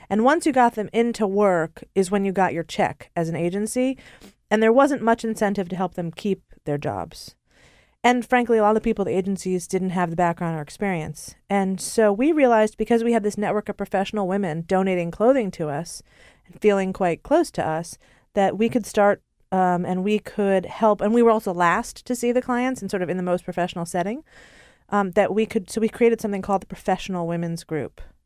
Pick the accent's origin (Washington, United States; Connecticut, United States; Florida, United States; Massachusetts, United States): Connecticut, United States; Hartford; also born or lived in Japan; now in New York, United States; I'm from Hartford, Connecticut.